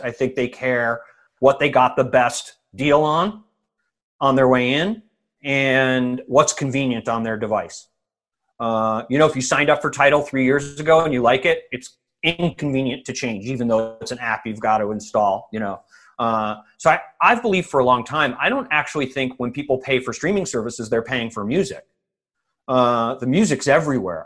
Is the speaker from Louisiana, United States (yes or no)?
no; Evanston, Illinois, United States; also born or lived in Rochester, New York; I was born in Rochester, New York, because my dad worked for Kodak, but by the time I was like three years old, we were in Evanston, Illinois